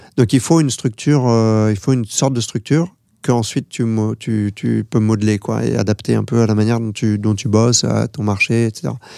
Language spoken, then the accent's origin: French; France; moi je suis français